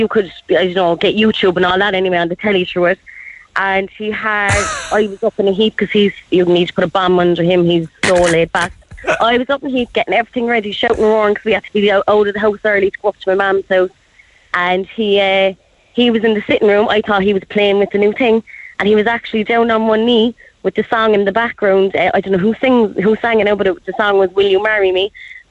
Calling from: Dublin Hill, County Cork, Ireland; I'm living in Dublin Hill.

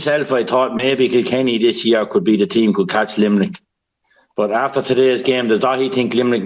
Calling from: Watford, East of England, United Kingdom; We're calling in from Watford.

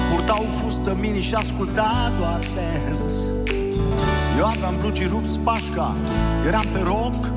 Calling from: Iași, Iași County, Romania; Sunt de la Iași.

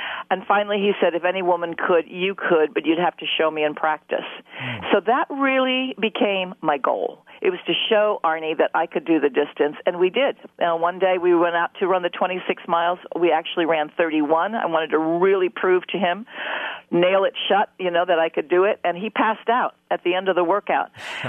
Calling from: New York, United States; Wonderful to be here, and hello to everybody in Ireland. I'm talking from New York today.

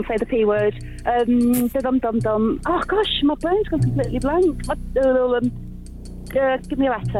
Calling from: Stockport, North West England, United Kingdom; Hi there, I'm calling from Stockport.

